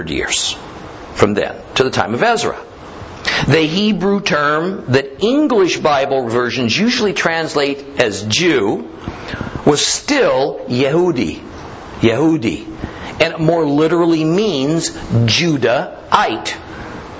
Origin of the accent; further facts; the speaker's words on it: United States; I'm an American born in America, not a German born in America